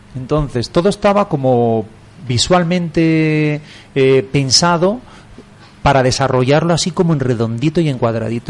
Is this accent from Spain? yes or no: yes; Asturias, Spain; now in Madrid, Spain; yo soy asturiano